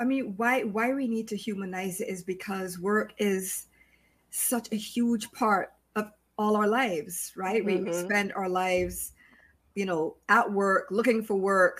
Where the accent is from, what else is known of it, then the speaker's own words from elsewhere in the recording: Barbados; now in Jersey; I am originally from Barbados and currently in Jersey.